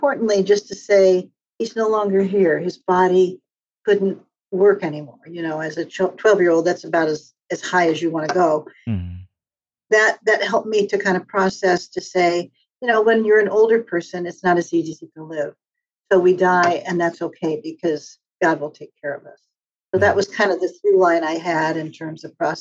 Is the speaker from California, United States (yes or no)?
yes; Torrance, California, United States; also born or lived in Rockville Centre, New York / Pittsburgh / Hawaii; now in San Francisco Bay Area, United States; the majority of my life, I grew up in California, in a place called Torrance, California, Redondo Beach area